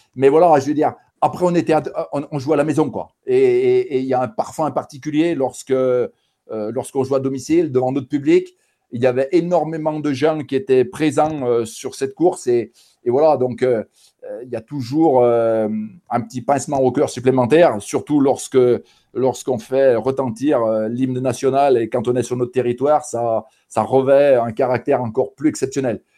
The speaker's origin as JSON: {"language": "French", "area": "Saint-Étienne region", "region": "Auvergne-Rhône-Alpes", "country": "France", "said": "par mon accent, euh, les gens vont s'en rendre compte euh, d'eux-mêmes. Donc, je viens de la région euh, stéphanoise"}